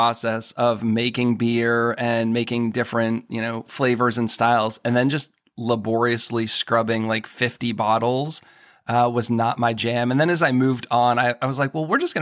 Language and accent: English; New England, United States; I grew up in New England.